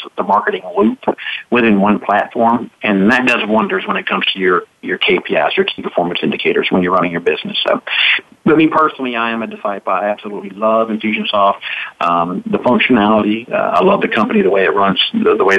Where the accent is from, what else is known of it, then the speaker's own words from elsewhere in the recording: Mississippi, United States; I'm from Mississippi